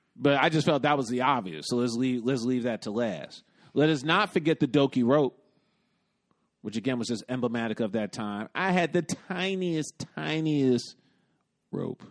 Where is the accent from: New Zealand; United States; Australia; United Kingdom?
United States; New York City, New York; also born or lived in Bronx / Brooklyn; I grew up in the West Village, though I d, also did a stint in the Bronx, and now I live in Brooklyn